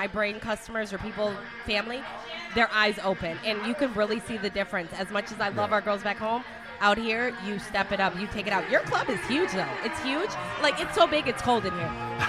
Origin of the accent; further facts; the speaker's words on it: Michigan, United States; she's a Michigander like me. We're from Michigan.